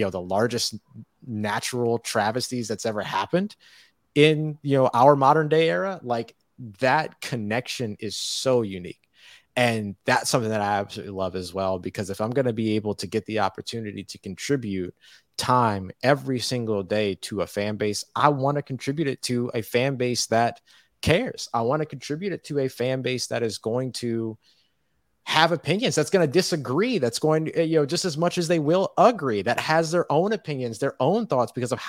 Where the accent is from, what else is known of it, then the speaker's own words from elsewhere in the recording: New Orleans, Louisiana, United States; I grew up around New Orleans Saints fans. So I think also like being from the community is really important to me too